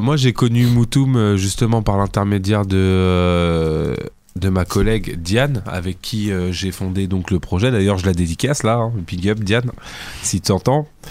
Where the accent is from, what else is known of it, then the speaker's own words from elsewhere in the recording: Fontenay-sous-Bois, Île-de-France, France; je suis euh, du Val-de-Marne, mais plus de la banlieue est, on va dire, Fontenay-sous-Bois.